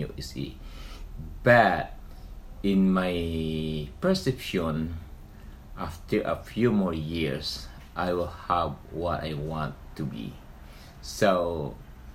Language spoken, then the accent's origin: English; Philippines; moved away as an adult; now in Anaheim, United States; from Philippines.